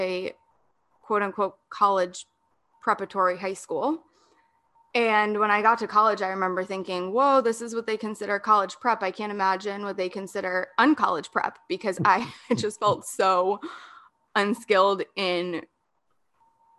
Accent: San Diego, California, United States; also born or lived in Denver, Colorado / Orange County, California; I was born and raised in San Diego, moved away to Denver, Colorado for a bit, and then moved to Orange County for a bit. And now I am back here in San Diego

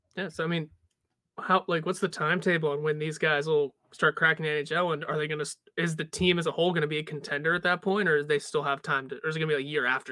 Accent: Pittsburgh, Pennsylvania, United States; we're from Pittsburgh

